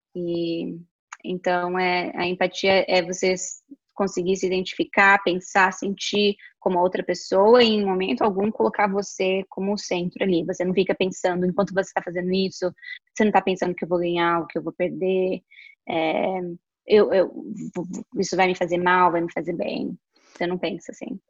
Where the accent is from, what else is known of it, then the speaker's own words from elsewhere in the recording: interior of São Paulo, Brazil; a gente é do interior de São Paulo